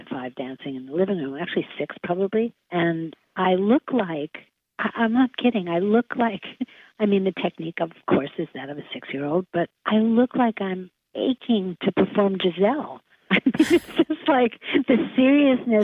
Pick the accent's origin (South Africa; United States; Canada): United States; New York; moved away as an adult; I was born in New York, and I love that I lived there until I was 18